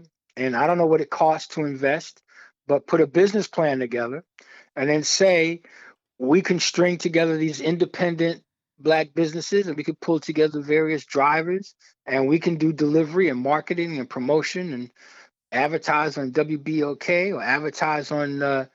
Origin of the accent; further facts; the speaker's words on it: New York City, New York, United States; I grew up in Brooklyn, New York